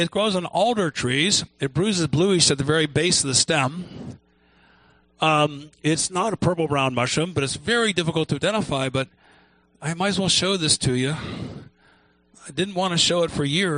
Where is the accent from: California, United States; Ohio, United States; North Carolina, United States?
Ohio, United States; I grew up in Ohio